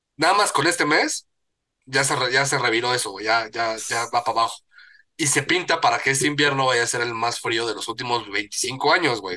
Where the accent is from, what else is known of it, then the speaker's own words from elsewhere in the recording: Mexico; como buen mexicano